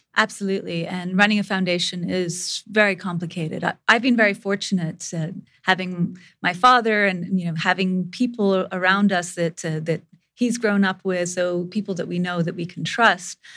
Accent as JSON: {"language": "English", "country": "India", "tie": "born or raised there", "moved": "yes", "said": "I grew up in India"}